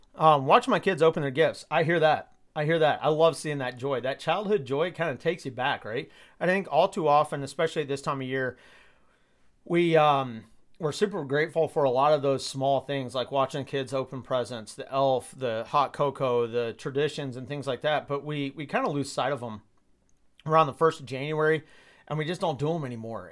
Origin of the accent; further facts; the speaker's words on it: Georgia, United States; moved away as an adult; now in Midwest, United States; I grew up in Georgia